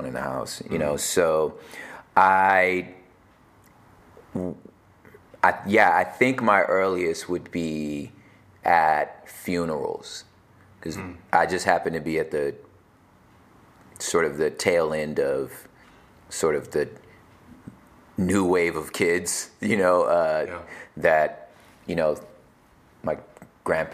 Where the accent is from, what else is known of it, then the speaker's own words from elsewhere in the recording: Los Angeles, California, United States; I was born in Los Angeles